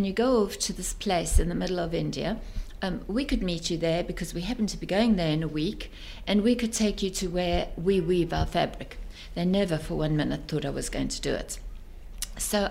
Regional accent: South Africa; moved away as an adult; also born or lived in Belgium / England; I come from South Africa.

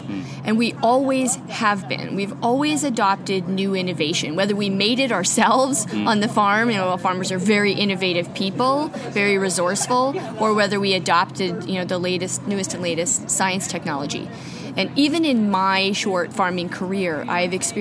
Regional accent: Mossbank, Saskatchewan, Canada; I'm a farmer from Mossbank, Saskatchewan.

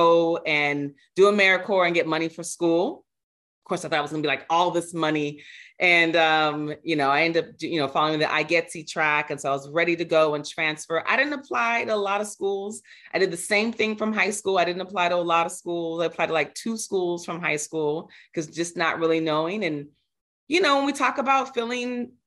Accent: Santa Barbara, California, United States; moved away as an adult; also born or lived in Ventura, California / Bay Area, California; born and raised in Santa Barbara, and from preschool

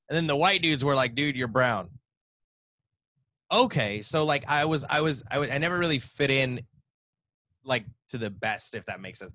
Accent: the South, United States; Come on, I'm born and raised in the South. Come on now.

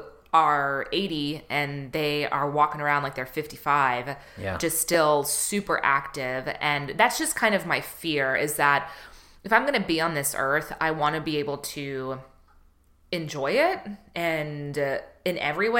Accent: the South, United States; I grew up in the South, so it's just like fried everything

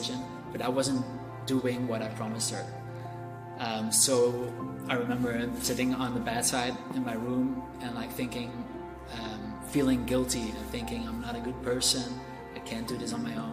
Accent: Belgium; I am from Belgium, and I grew up as an atheist

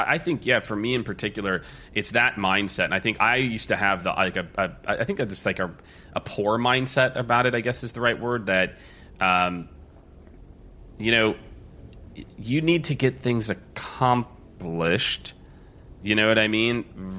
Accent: Midwest, United States; I was raised in the Midwest too

